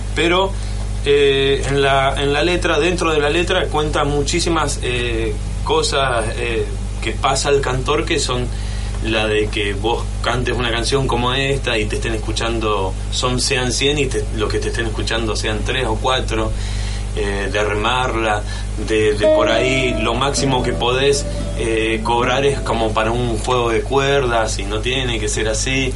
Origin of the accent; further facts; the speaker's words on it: Argentina; nosotros somos Argentina